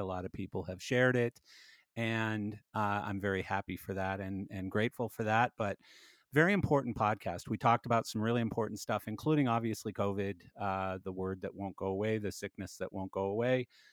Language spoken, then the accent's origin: English; Calgary, Alberta, Canada; now in Canmore, Canada; I came from Calgary and, and, uh, I wanted sort of another place, but I wanted it to be close to my home because I still have family here